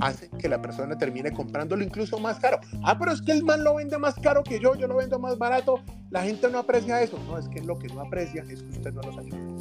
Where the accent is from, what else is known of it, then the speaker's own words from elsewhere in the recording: Santander, Colombia; accent: santanderiano; moved away; aunque nacimos en Santander, pues ya estamos, pues ya no vivo allá